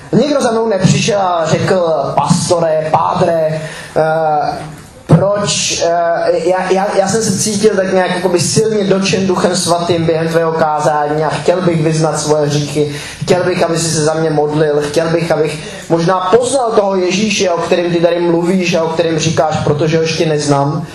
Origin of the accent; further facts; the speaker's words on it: Czechia; jako Češi